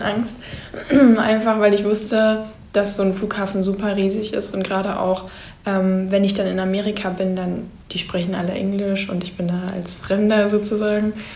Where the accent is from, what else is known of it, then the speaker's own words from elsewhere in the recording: Germany; Ich komme aus Deutschland und ich bin ein Austauschschüler.